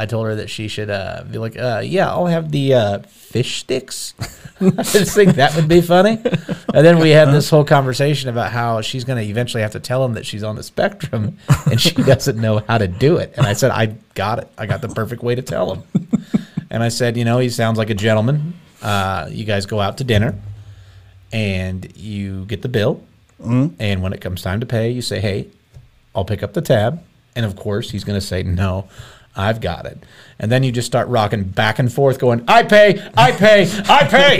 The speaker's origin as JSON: {"language": "English", "country": "Canada", "said": "I'm from Canada. It's a Patriots hat."}